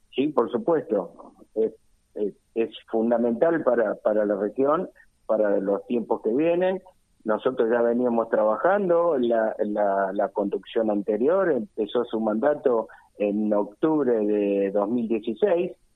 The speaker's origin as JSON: {"language": "Spanish", "country": "Argentina", "said": "nosotros como argentinos"}